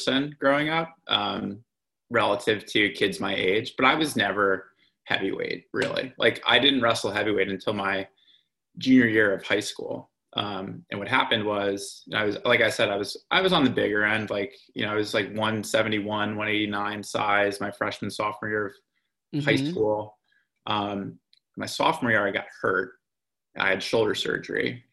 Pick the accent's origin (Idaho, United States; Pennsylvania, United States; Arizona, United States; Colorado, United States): Pennsylvania, United States; Lehigh Valley; also born or lived in Northern New Jersey; I was born in Northern New Jersey, but we moved to the Lehigh Valley probably when I was 5 or 6 years old.